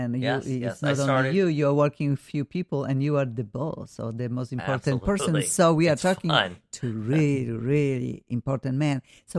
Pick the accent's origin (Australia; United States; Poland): Poland; English is a second language; moved away; we are from Poland originally.